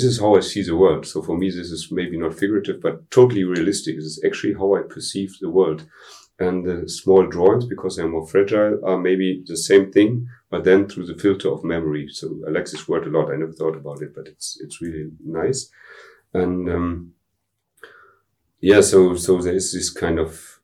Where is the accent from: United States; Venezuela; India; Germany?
Germany; Dortmund, North Rhine-Westphalia; English is a second language; I was born in Dortmund, which is like part of the Ruhrgebiet, I grew up really on the edge of it